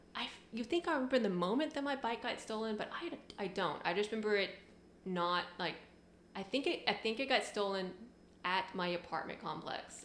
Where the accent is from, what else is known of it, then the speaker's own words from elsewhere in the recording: Knoxville, Tennessee, United States; moved away as an adult; also born or lived in Japan / Richmond, Virginia; I'm from Tennessee, Knoxville, okay. Tennessee